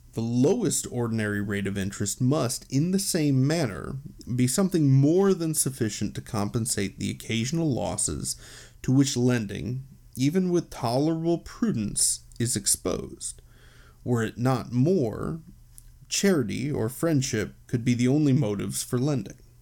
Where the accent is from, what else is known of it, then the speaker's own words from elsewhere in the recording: United States; as an American